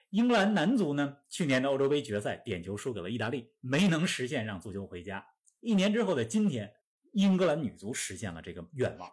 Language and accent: Chinese; China; 我们中国人